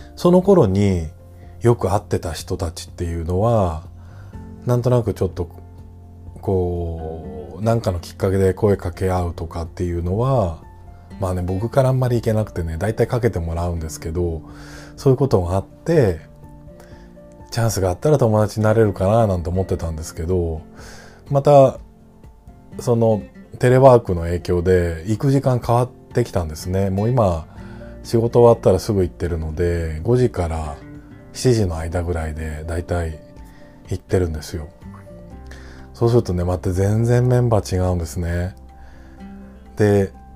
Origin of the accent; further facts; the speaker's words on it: Ota, Tokyo, Japan; 僕は小さい頃育ったところっていうのは東京都大田区なんですけど、まあ、その生まれ育ったっていうのもあって